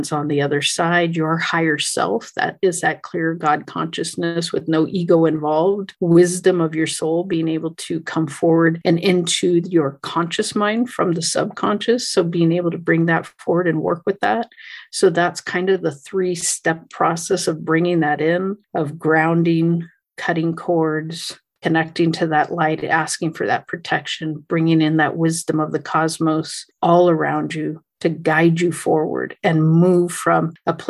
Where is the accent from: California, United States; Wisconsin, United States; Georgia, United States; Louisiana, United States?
California, United States; I'm from California